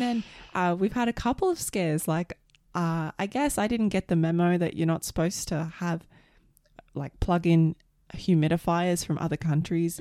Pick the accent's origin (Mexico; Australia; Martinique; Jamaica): Australia; moved away; also born or lived in Canada; I'm an Aussie